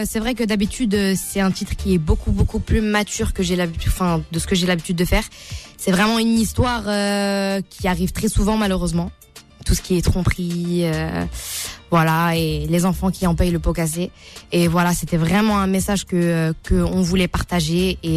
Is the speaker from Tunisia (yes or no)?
yes; Tunisia; Et du coup, moi, en tant que Tunisienne